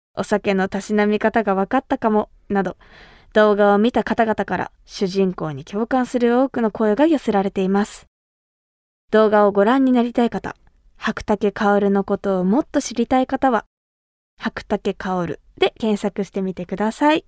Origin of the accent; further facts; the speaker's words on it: Kumamoto, Japan; 私が生まれ育った熊本